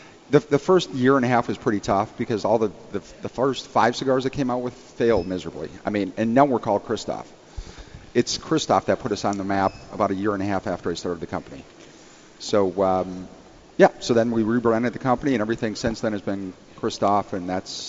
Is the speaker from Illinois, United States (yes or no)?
yes; Chicago, Illinois, United States; Indeed, my friend.